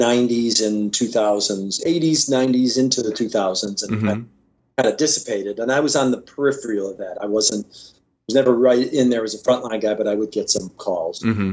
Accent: Chicago, Illinois, United States; born and bred in Chicago.

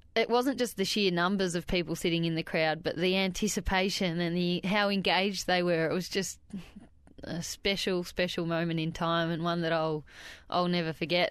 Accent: Wandiligong, Victoria, Australia; a little town called Wandiligong, which is about six kilometres outside of Bright

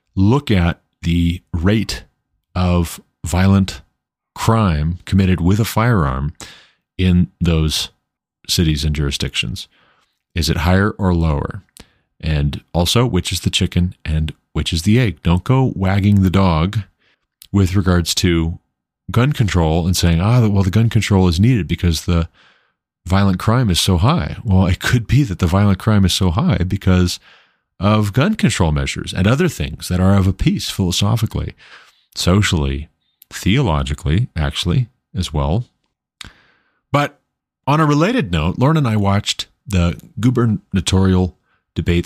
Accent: United States; as an American, a, as a citizen of these United States of America

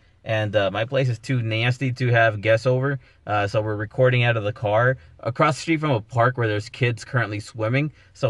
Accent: Los Angeles, California, United States; So I'm right at the border of Pacoima. I never really left, you guys. I'm from Pacoima, or the San Fernando Valley, really. But anytime we ever moved and then went broke, we always bounce back to Pacoima.

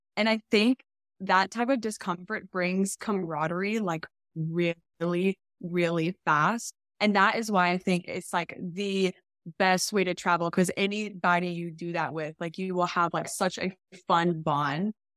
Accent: Arkansas, United States; I grew up in Arkansas

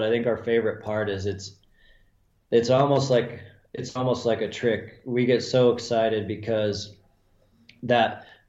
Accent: Montana, United States; I just knew that from growing up in Montana and watching the people that were successful consistently

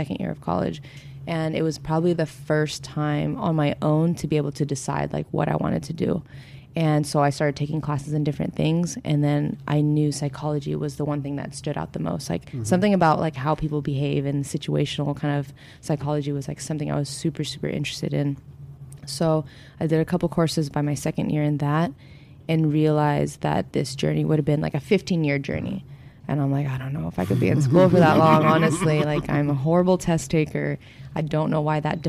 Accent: Orange County, California, United States; now in Los Angeles, United States; Originally, I grew up in Orange County, but now I'm in L.A. area

